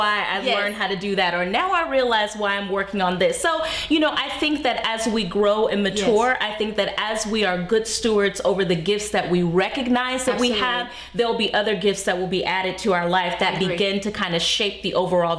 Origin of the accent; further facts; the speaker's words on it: Las Vegas, Nevada, United States; moved away as an adult; also born or lived in Atlanta, Georgia; I am born and raised in Las Vegas, Nevada.